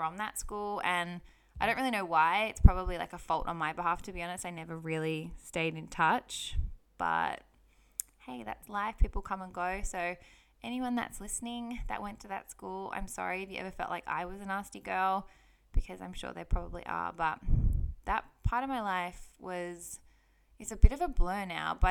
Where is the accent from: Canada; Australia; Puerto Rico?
Australia; Sydney, New South Wales; I grew up on acreage in Sydney, Australia